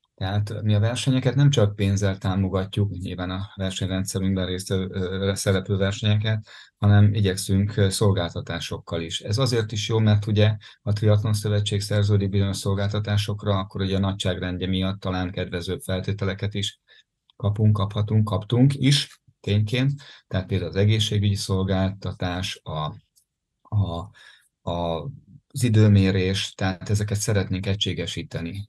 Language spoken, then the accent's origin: Hungarian; Ajka, Veszprém County, Hungary; az Ajka Duatonon indultam például, ahol, onnan származom